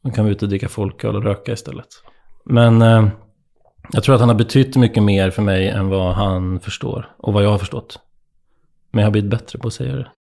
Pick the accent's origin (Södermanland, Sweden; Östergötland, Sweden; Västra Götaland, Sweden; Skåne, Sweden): Södermanland, Sweden; Nyköping; moved away as an adult; när jag flyttade hemifrån från Nyköping